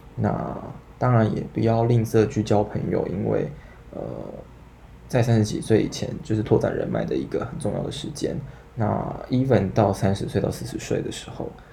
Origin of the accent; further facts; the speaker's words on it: Taiwan; 以台湾来说是第三母语啦，就你爱的可能有会客家、好好台语，然后中文，那所以就会再多会英文